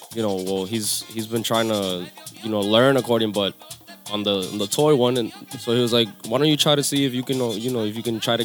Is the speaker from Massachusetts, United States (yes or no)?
no; Lindenhurst, New York, United States; also born or lived in Juncalito, Dominican Republic (ancestry); I was born here. I'm from Long Island